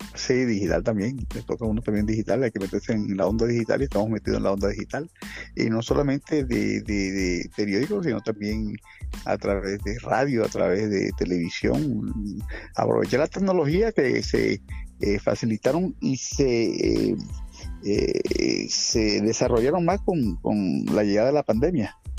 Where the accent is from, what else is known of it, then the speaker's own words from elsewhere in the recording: Barranquilla, Atlántico, Colombia; yo soy barranquillero, eh, eh, criado eh, en el barrio San Felipe de Barranquilla, donde aún vivo todavía